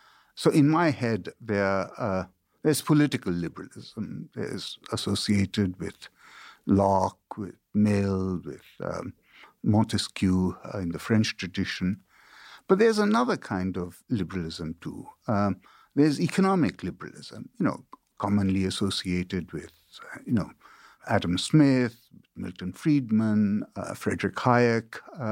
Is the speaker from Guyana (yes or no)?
no; India; also born or lived in China / United Kingdom; now in United States; You know, so I grew up in India and China and Britain. I studied in these places. You know, I went to Catholic school in China and then to a boarding school in India. And then I went to a boarding school in Britain.